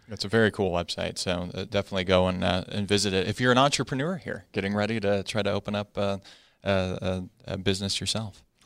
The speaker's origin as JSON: {"language": "English", "region": "Arizona", "country": "United States", "said": "I'm from Arizona"}